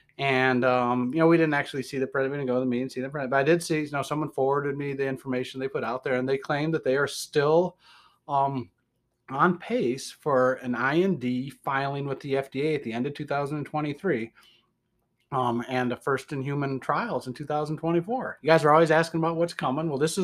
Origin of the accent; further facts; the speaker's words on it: Detroit, Michigan, United States; accent: Midwestern; That's my other accent, Detroit.